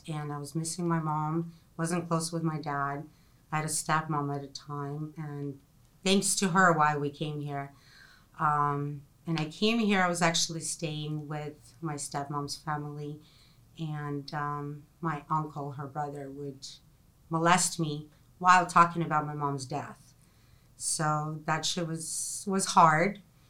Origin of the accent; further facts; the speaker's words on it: Ukraine; English is a second language; also born or lived in Russia; now in United States; I was born in 1975 in Soviet Union, and now it is Ukraine.